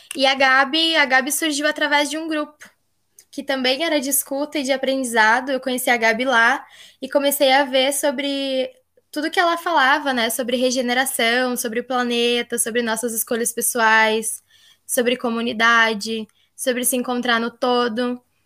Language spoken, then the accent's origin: Portuguese; Rio Grande do Sul, Brazil; also born or lived in Tocantins; Eu sou nascida no Tocantins e moro desde nova aqui no Rio Grande do Sul